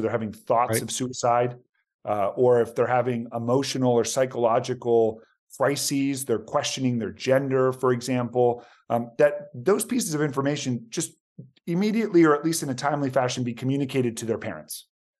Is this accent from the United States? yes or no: yes; Tysons Corner, Virginia, United States; So I actually born and raised in Virginia, son of immigrants. So both my parents are from Argentina. I'm one of six kids, so a big Hispanic family.